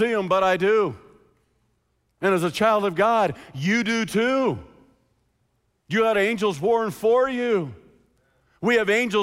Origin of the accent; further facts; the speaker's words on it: United States; As American Christians